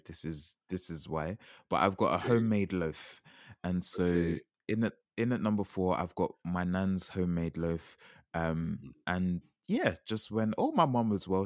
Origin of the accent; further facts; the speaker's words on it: Jamaica; as a Jamaican